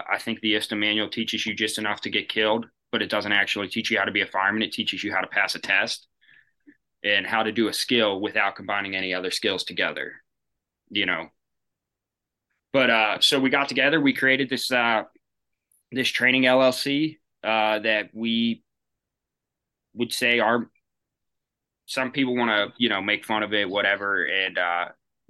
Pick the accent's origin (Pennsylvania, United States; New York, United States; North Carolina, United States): Pennsylvania, United States; Kennedy Township; my hometown's Kennedy Township. That's where my father volunteers.